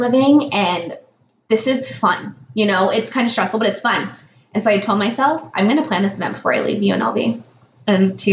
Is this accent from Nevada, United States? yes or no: yes; Las Vegas, Nevada, United States; I was born and raised in Vegas